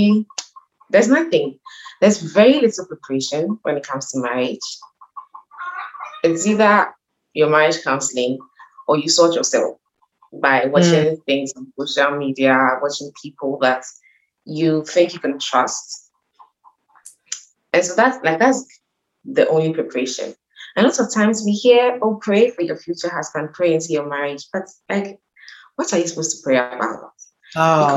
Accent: Ghana; I'm Ghanaian

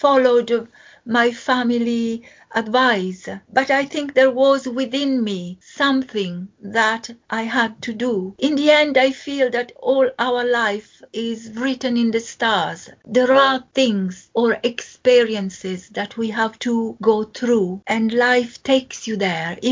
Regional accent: Venice, Veneto, Italy; English is a second language; moved away as an adult; now in United Kingdom; I was born in Venice, and my father was a GP a few miles away from Venice

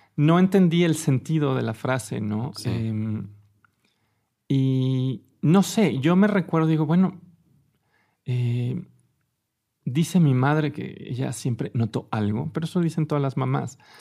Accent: Mexico City, Mexico; yo nací en la Ciudad de México

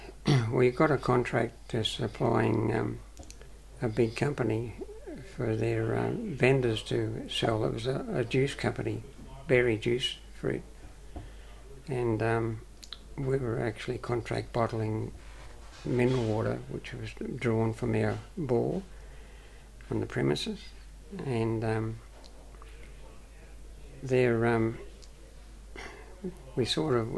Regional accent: Erina, Central Coast, New South Wales, Australia; also born or lived in Gosford; now in Pittsworth, Australia; I grew up in New South Wales, a place called Arimba, and it's near Gosford on the Central Coast. I was born in Gosford, actually

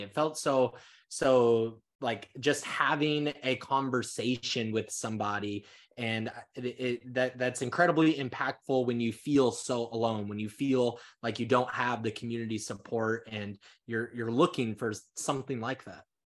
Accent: Council Bluffs, Iowa, United States; moved away; also born or lived in California; I was born and raised in Council West, Iowa

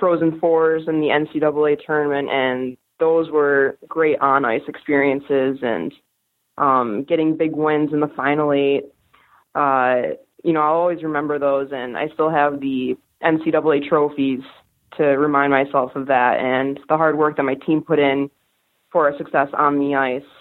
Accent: Rochester, New York, United States; I grew up in Rochester.

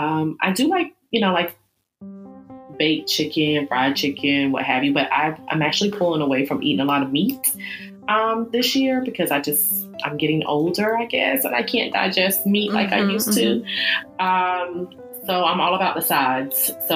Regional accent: the South, United States; All right, so I'm from the South, so I love soul food.

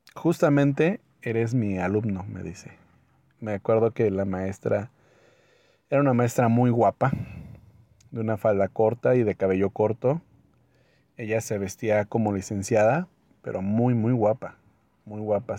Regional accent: Mexico; soy de México

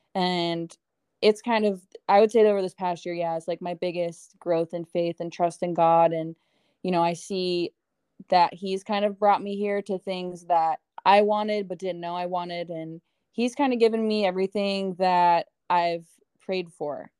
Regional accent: Ohio, United States; now in Tempe, United States; growing up in Ohio, growing up with snow

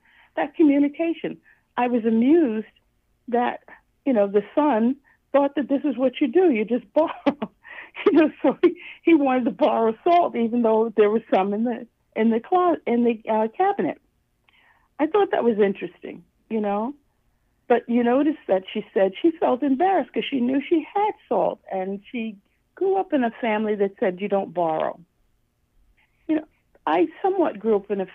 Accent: New York, United States; moved away as an adult; now in Florida, United States; I originally am from New York, and I've settled in Florida since I retired.

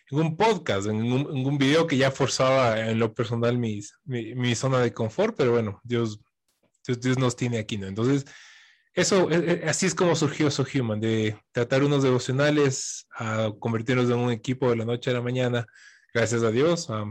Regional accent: Quito, Pichincha, Ecuador; soy quiteño, vivo aquí a la vueltita

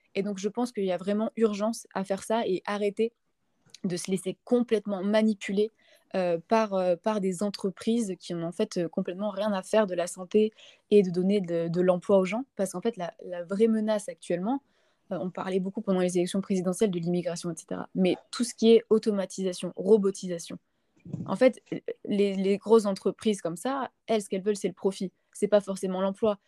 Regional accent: Montpellier, Occitania, France; Je suis née à Montpellier

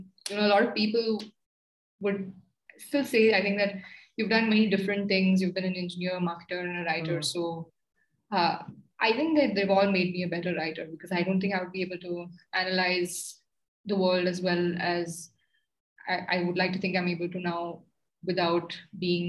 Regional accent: India; as an Indian

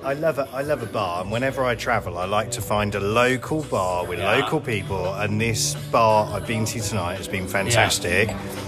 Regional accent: Cardiff, Wales, United Kingdom; So I'm from Cardiff originally.

